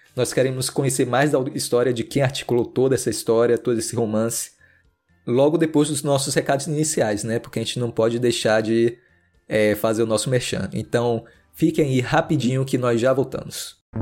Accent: Salvador, Bahia, Brazil; é da minha terra Salvador, de Salvador

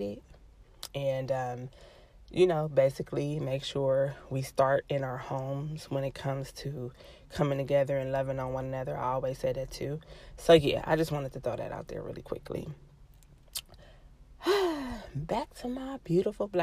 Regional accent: Los Angeles, California, United States; I'm from

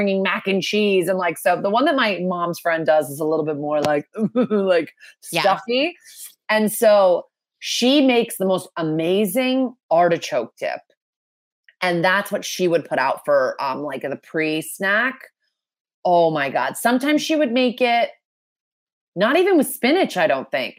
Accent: Connecticut, United States; moved away; I grew up in Connecticut

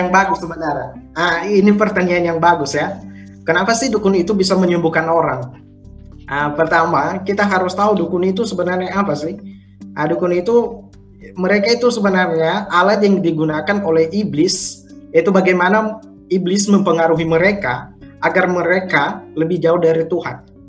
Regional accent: Nias Island, North Sumatra, Indonesia; moved away; saya berasal dari Sumatera, Pulau Nias

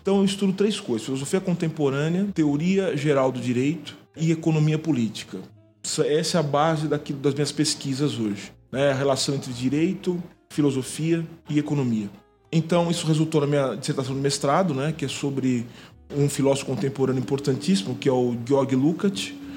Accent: São Paulo, Brazil; Sou de São Paulo, sou da cidade de São Paulo

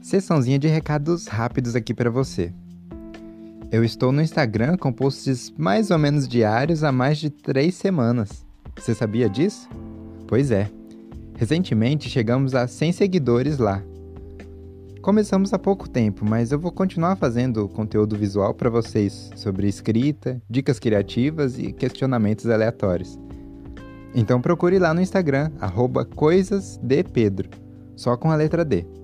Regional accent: Brazil; nascido e encarnado em um brasileiro

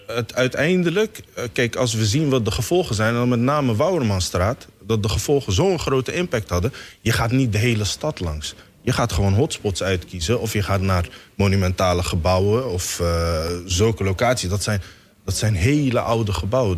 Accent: Somalia; now in Netherlands; Ik ben uit Somalië gevlucht. Ik was in 1993 naar eh, Nederland gekomen.

